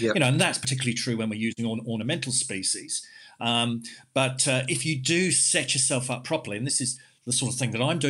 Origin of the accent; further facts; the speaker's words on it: London, United Kingdom; now in Western Australia, Australia; I came here in 94 from London and everyone was watering twice a day, 7 days a week